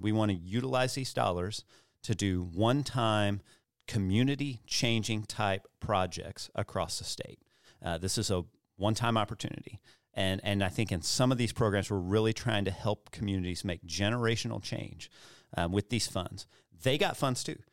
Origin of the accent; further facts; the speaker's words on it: Missouri Bootheel, United States; also born or lived in Cape Girardeau, Missouri; I grew up in the Boot Hill